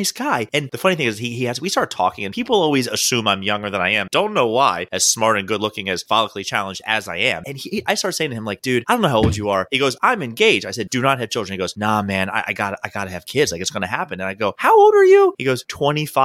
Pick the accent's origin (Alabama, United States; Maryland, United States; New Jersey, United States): Maryland, United States; Baltimore; I'm from Baltimore